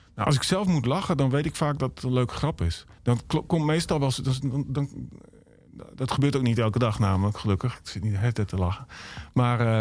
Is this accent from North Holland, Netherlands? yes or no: no; Emmen, Drenthe, Netherlands; ik kom uit Emmen dan, maar mijn familie komt, mijn ouders komen uit Erika